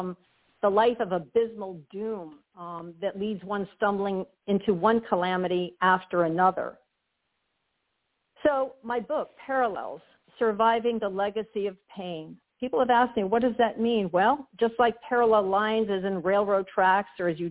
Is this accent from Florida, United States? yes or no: yes; Hialeah, Florida, United States; I was born in Hialeah, Florida